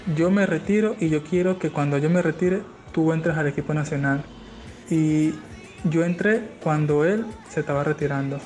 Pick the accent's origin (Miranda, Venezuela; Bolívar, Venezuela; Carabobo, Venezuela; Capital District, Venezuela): Miranda, Venezuela; Petare; yo soy de Petare, pues, como, ¿sabes? Soy de los barrios